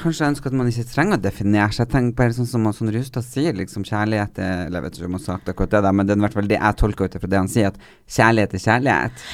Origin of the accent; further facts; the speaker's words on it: Northern Norway, Norway; moved away; vi er fra Nord-Norge